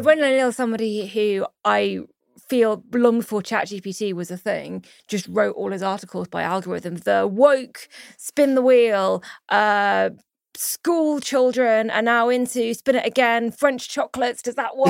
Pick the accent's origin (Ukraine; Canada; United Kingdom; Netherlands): United Kingdom; as a British Jew